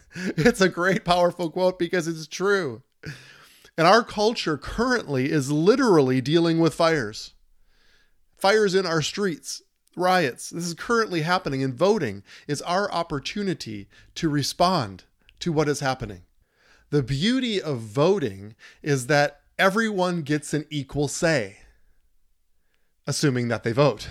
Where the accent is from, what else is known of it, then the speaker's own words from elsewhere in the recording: Minnesota, United States; My home state, wearing it on my shirt